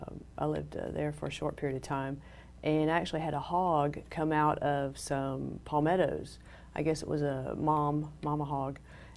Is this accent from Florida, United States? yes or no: yes; Jacksonville, Florida, United States; I grew up in Jacksonville, Florida.